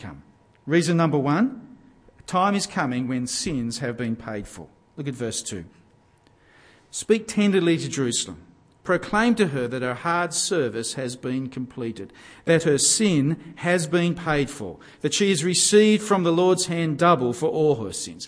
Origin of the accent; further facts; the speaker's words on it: Gosford, New South Wales, Australia; I grew up in Gosford on the central New South Wales coast